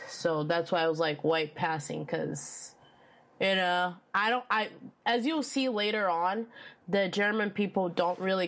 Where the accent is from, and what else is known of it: Brazil; accent: Brazilian